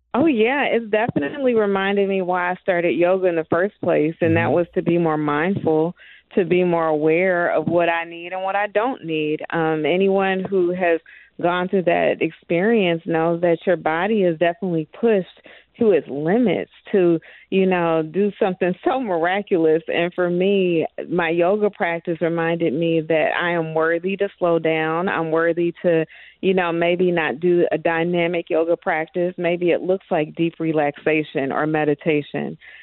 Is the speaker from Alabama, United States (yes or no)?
no; Dayton, Ohio, United States; moved away; I am originally from Dayton, Ohio